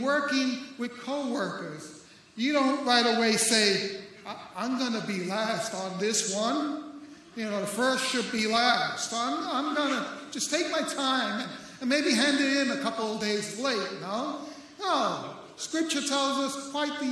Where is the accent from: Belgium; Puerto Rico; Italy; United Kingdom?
Puerto Rico; now in St. Augustine, United States; I'm Puerto Rican